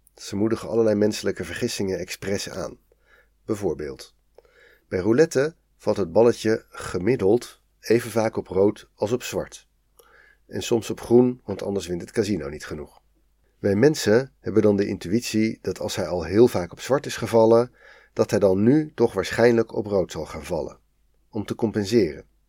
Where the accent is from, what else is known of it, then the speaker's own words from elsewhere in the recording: Netherlands; als Nederlander